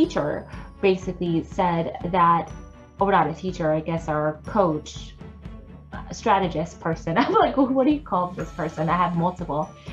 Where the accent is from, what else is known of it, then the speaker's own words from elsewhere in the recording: Philippines; I am Filipino